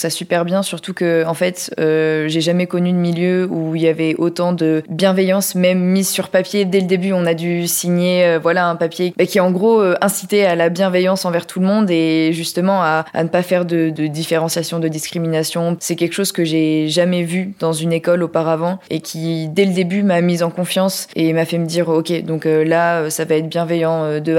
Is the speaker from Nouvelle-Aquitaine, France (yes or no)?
yes; Nouvelle-Aquitaine, France; j'ai 24 ans, euh, je viens du bassin d'Arcachon